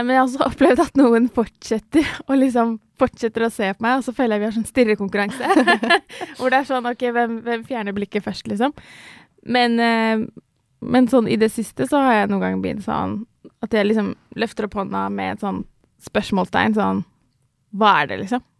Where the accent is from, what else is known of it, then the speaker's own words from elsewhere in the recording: Ski, Akershus, Norway; jeg vokste opp eh, utenfor Oslo, i, eh, i, Ski.